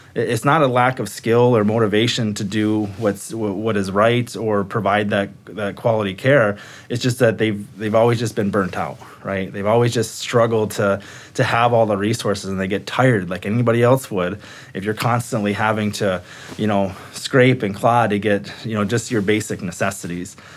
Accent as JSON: {"language": "English", "town": "Sault Ste. Marie", "region": "Michigan", "country": "United States", "moved": "as an adult", "lives_now": "Minnesota, United States", "said": "I come from Sault Ste. Marie, Michigan"}